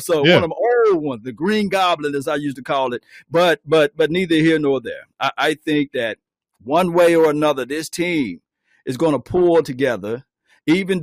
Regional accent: Natchez, Mississippi, United States; I'm from Mississippi, a small town, Natchez, Mississippi

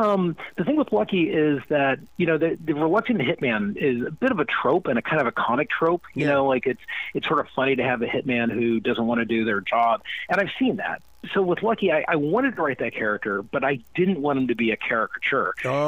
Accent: Panama; born there; I'm mixed. I was born in Panama. Half my family's still there. My dad was from America, and we, you know, traveled all around when I was growing up.

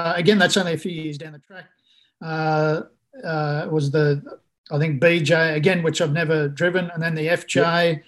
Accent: Bundaberg, Queensland, Australia; moved away; where I grew up in Bundaberg in Queensland

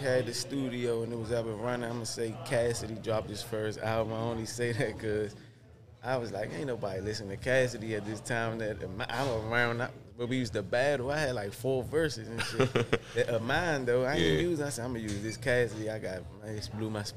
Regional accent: Washington, District of Columbia, United States; I'm from Southeast Washington. I like to call it the clean side, as I did on the last joint, but the hood's called 17th and Compton

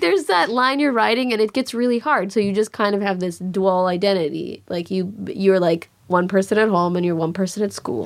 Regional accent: Chicago, Illinois, United States; moved away; also born or lived in Los Angeles; it was hard growing up in Chicago

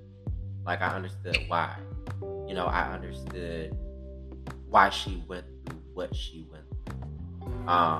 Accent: Detroit, Michigan, United States; I grew up in Detroit, Michigan on the west side of Detroit

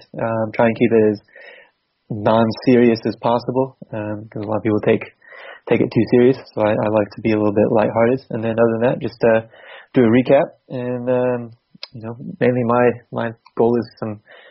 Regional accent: Massachusetts, United States; moved away as an adult; also born or lived in North Carolina; now in England; I'm technically from Massachusetts area.

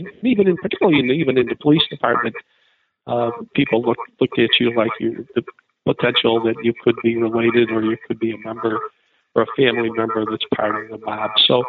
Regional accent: Chicago, Illinois, United States; Well, I grew up in Chicago. I grew up in an Italian neighborhood that had gangsters. I was a career Chicago police officer

